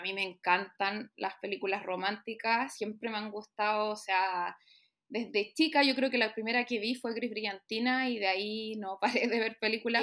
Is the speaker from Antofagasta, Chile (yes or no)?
no; Santiago, Santiago Metropolitan Region, Chile; Soy acá de Santiago.